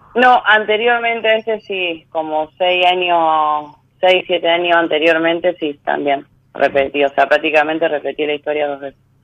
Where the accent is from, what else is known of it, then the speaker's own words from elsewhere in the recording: Santa Fe, Argentina; De Santa Fe, soy de Santa Fe Capital